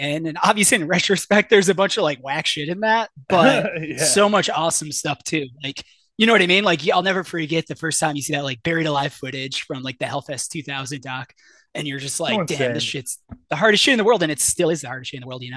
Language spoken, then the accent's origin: English; Shelby Township, Michigan, United States; moved away as an adult; now in McKinney, United States; I grew up in Shelby Township, which is, you know, north of Detroit